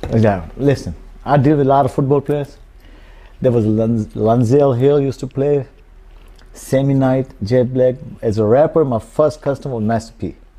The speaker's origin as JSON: {"language": "English", "country": "Pakistan", "second_language": "English", "moved": "as an adult", "lives_now": "New Orleans, United States", "said": "I'm from Pakistan"}